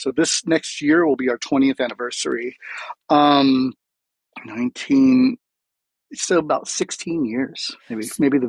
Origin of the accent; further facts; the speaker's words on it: Flower Mound, Texas, United States; We used to live, we're from Flower Mound, and my dad was retiring. And everywhere we ever moved, you know, we moved around a lot in my childhood.